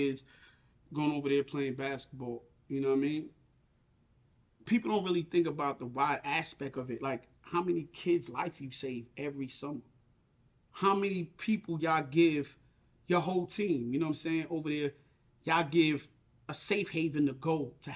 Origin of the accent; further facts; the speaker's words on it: New York City, New York, United States; I'm from East New York. My mom still own a crib.